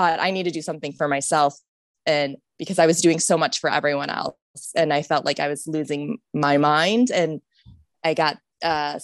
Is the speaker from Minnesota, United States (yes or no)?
no; Ohio, United States; also born or lived in California; I was raised in Ohio